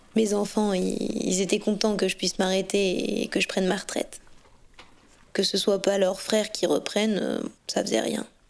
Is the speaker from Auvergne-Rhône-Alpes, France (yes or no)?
yes; Ouroux, Auvergne-Rhône-Alpes, France; also born or lived in Lyon; je suis native d'Ourou, dans le Rhône, donc euh, c'est pas très loin d'ici.